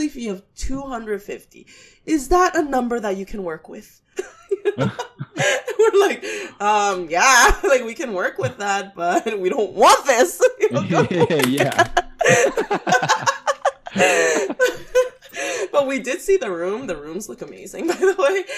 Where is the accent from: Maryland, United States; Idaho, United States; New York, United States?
New York, United States; New York City